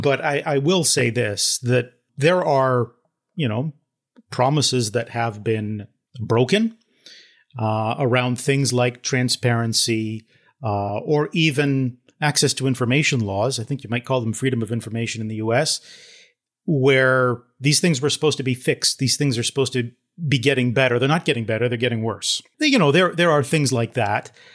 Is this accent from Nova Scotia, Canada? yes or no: no; Toronto, Ontario, Canada; I grew up in Toronto